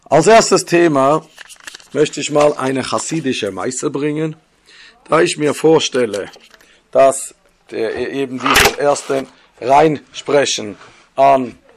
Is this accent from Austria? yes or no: no; Switzerland; born there; accent: Swiss; Ich bin gebürtiger Schweizer, das hört ihr auch von dem Schweizer Akzent.